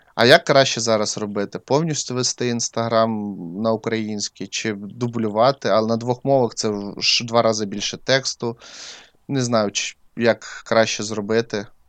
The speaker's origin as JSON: {"language": "Ukrainian", "region": "Crimea", "country": "Ukraine", "tie": "born or raised there", "moved": "yes", "said": "я ріс в Криму"}